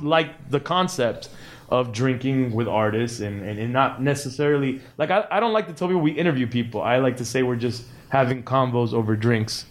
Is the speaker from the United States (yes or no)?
yes; Miami, Florida, United States; we're from Miami